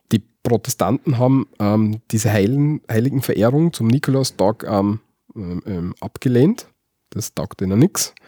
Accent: Austria; also born or lived in Graz; bei uns in Österreich

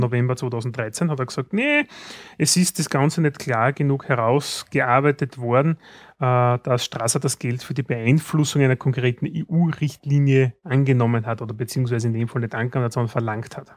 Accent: Austria; bei uns in Österreich

